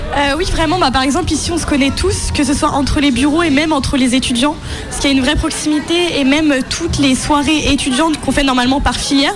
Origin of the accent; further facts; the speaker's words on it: Plurien, Brittany, France; je suis pluriennaise, donc c'est au niveau du Cap d'Erquy, Cap Fréhel